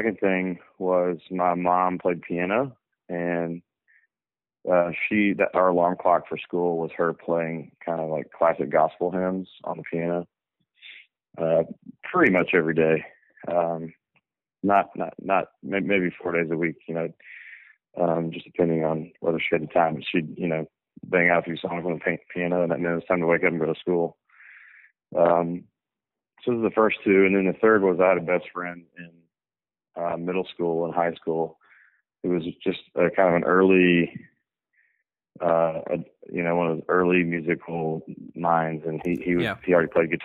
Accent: Memphis, Tennessee, United States; also born or lived in Knoxville, Tennessee; now in Nashville, United States; I was born in Memphis, okay. On the west side of the state. Lived there until I went to college across the other side of the state in Knoxville

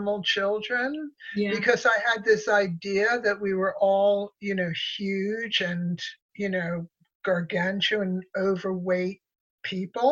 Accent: Connecticut, United States; also born or lived in New York; I was born in New York, and then after I was born, my parents moved to Connecticut

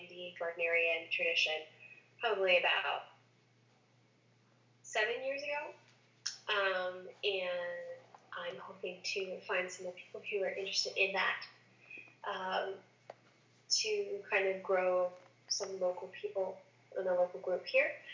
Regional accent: the Maritimes, Canada; moved away; I grew up in the Maritimes, but then I left for a very long time, or what feels like a very long time, and now I'm back

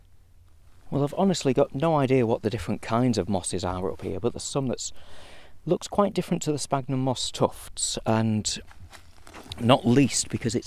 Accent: Morecambe Bay, North West England, United Kingdom; growing up around Morecambe Bay

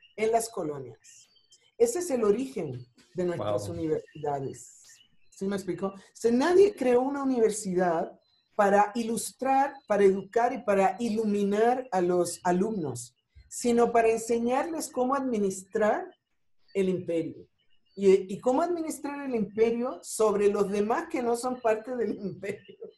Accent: Ponce, Puerto Rico; moved away as an adult; also born or lived in New York; now in Mexico; soy de Ponce

